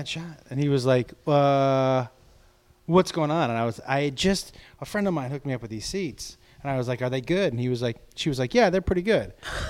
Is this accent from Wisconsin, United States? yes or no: no; Massachusetts, United States; moved away; I grew up in Massachusetts.